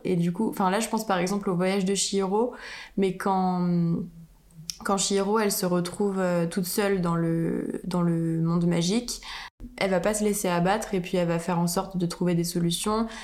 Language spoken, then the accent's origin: French; France; en tant que française